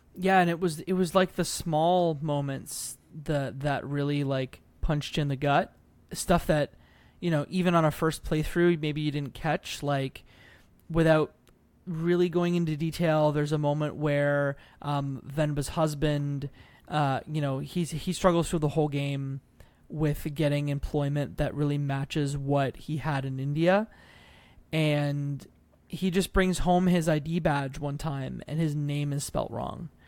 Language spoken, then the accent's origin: English; Canada; Being Canadian